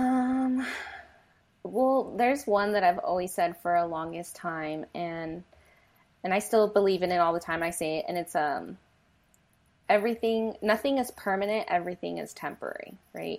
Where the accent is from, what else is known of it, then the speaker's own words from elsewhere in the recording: United States; first language Spanish; English is a second language; I was born here in the United States